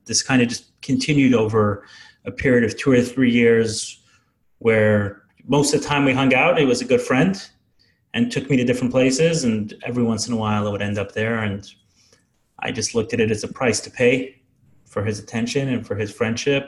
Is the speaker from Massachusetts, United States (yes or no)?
no; New York City, New York, United States; I grew up in Brooklyn